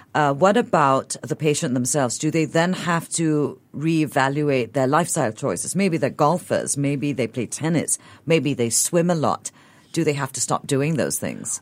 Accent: Malaysia; I'm Eurasian and I grew up in Malaysia

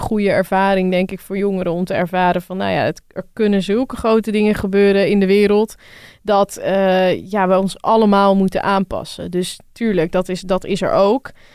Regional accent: Rotterdam, South Holland, Netherlands; Ik kom uit Rotterdam

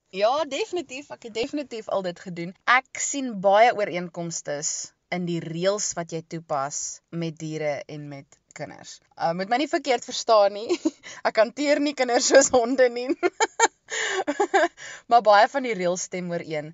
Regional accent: East London, Eastern Cape, South Africa; moved away as an adult; also born or lived in Stellenbosch; now in Melkbosstrand, South Africa; ek het grootgeword daar in die Oos-Kaap in Oos-London se area

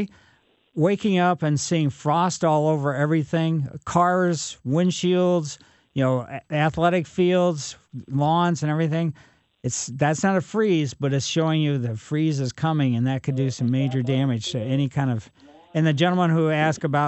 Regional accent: Ellisville, Missouri, United States; Growing up in Ellisville, we had chipmunks underneath our front porch

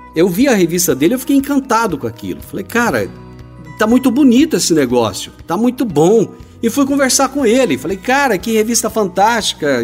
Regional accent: Rio Verde, Goiás, Brazil; Eu nasci em Rio Verde no ano de 1966

